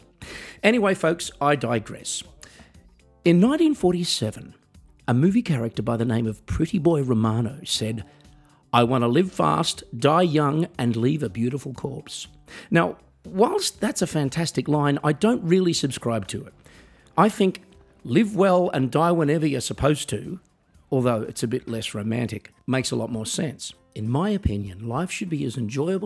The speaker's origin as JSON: {"language": "English", "country": "Australia", "tie": "born or raised there", "moved": "as an adult", "lives_now": "Germany", "said": "I'm from Australia. I'm a musician. I live in Germany."}